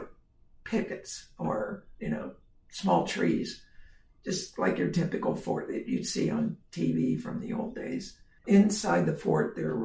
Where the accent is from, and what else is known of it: Colerain Township, Ohio, United States; born or raised there